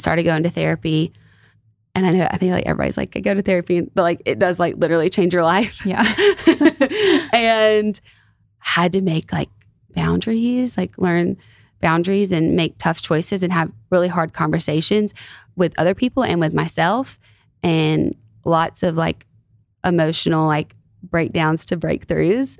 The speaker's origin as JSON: {"language": "English", "region": "Alabama", "country": "United States", "said": "where I'm from Alabama"}